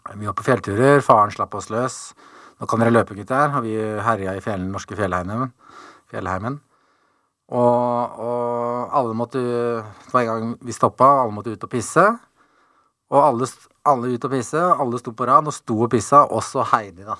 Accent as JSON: {"language": "Norwegian", "town": "Tønsberg", "region": "Vestfold", "country": "Norway", "tie": "born or raised there", "moved": "as an adult", "said": "Jeg ble født i Tønsberg"}